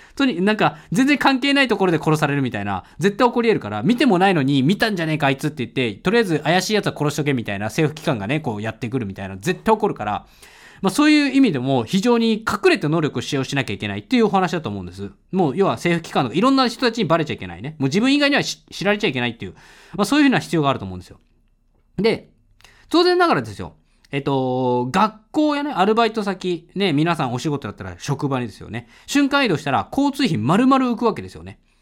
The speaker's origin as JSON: {"language": "Japanese", "region": "Tokyo", "country": "Japan", "tie": "born or raised there", "said": "東京、生まれ、東京育ちだからさ、東京住みなんだけれども"}